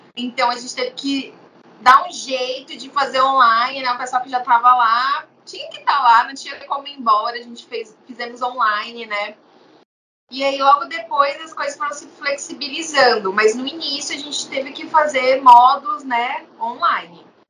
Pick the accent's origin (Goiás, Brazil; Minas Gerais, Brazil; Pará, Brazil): Pará, Brazil; sou eu do Pará